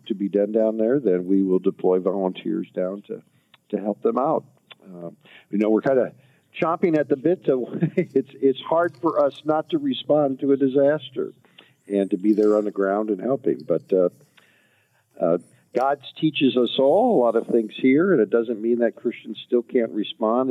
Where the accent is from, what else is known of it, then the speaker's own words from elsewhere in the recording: Frankenmuth, Michigan, United States; I grew up in Frankenmuth, Michigan, so you kind of that was my forefathers came over here and helped start the LCMS